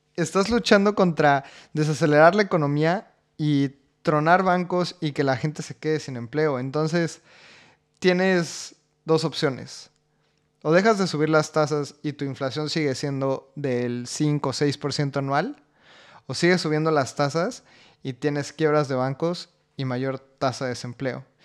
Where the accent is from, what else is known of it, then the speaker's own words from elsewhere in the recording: Mexico; siendo mexicanos